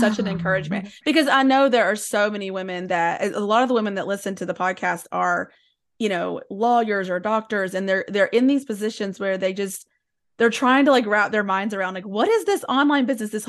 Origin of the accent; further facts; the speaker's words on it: Tennessee, United States; when I was growing up in East Tennessee, that there was a narrative that was either you were Christian or you were rich.